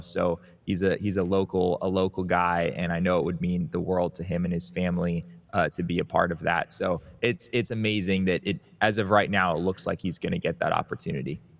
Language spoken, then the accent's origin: English; Valley of the Sun, Arizona, United States; I grew up in the Valley of the Sun